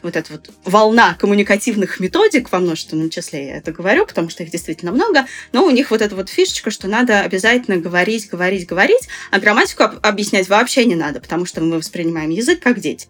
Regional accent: Saint Petersburg, Russia; я сама из Питера

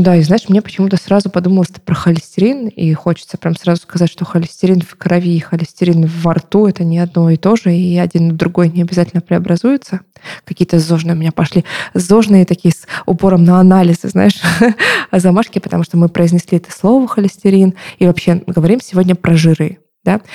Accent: Novorossiysk, Krasnodar Krai, Russia; Я сама из Новороссийска, это Краснодарский край

